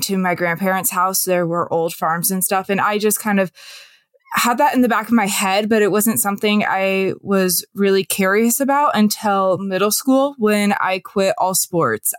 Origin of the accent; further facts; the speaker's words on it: Western Washington, United States; I am from Western Washington. I grew up kind of in a suburban area